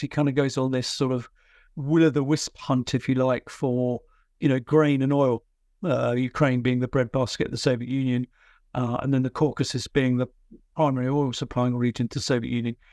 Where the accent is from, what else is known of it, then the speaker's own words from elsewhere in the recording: United Kingdom; I'm a British military historian